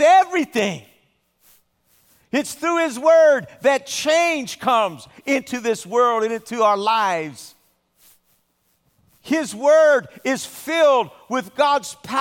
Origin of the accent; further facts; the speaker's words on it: Southern California, United States; I've spent most of my life living in Southern California